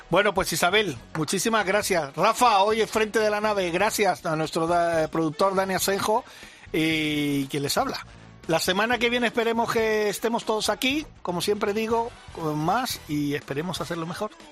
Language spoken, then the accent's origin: Spanish; Mallorca, Balearic Islands, Spain; moved away; mi tierra